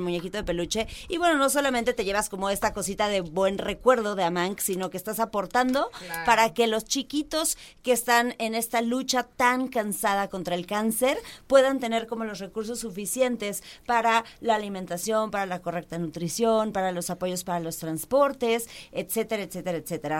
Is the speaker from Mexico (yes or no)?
yes; Mexico; Porque somos mexicanos.